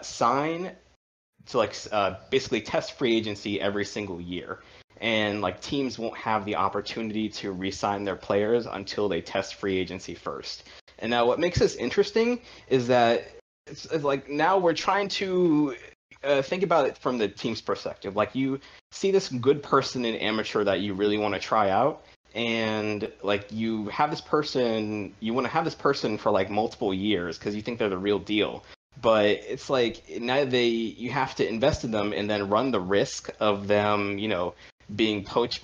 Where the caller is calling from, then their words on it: Washington, District of Columbia, United States; From Washington, D.C.